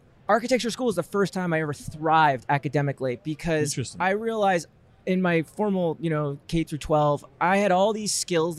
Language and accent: English; United States; moved away as an adult; also born or lived in Queens, New York City / New Jersey / Connecticut / Long Island; now in Portland, United States; Yeah. So I grew up in New York, suburbs. That means Connecticut, Long Island, New Jersey. I went to high school in New Jersey.